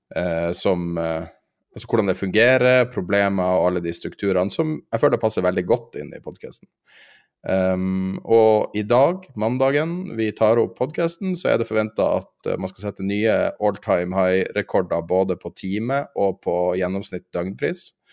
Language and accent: Norwegian; Northern Norway, Norway; jeg er fra Nord-Norge